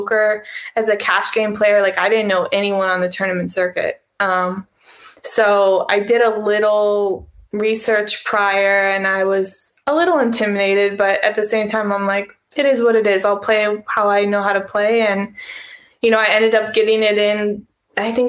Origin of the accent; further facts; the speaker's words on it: Wisconsin, United States; my dad, we're from Wisconsin